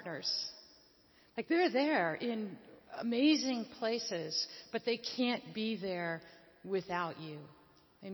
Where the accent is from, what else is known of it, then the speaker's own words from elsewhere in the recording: Northeast, United States; moved away; also born or lived in Afghanistan; I also came out of the Northeast